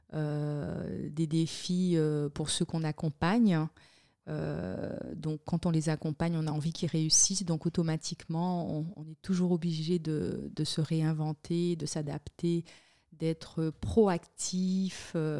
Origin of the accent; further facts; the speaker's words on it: Le Moule, Guadeloupe; moved away as an adult; also born or lived in Miami / Montpellier / Paris; now in Switzerland; je suis né en Guadeloupe. J'ai grandi, je vais dire, mon enfance euh, je l'ai passé au Moule